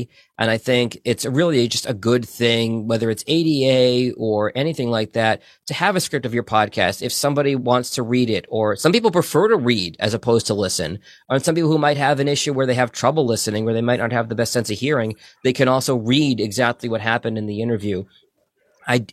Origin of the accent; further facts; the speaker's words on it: Boston, Massachusetts, United States; now in Michigan, United States; I grew up in Boston.